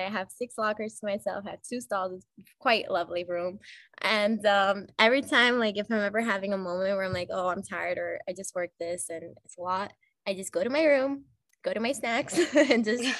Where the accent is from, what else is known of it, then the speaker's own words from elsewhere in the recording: Lefkada, Ionian Islands, Greece; now in New York, United States; I'm from Lefkada.